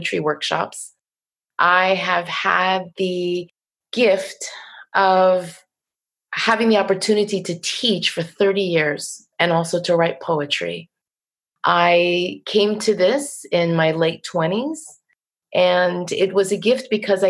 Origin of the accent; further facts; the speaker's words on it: Waldwick, New Jersey, United States; accent: Jersey; we lived on a dead-end road in Waldwick, New Jersey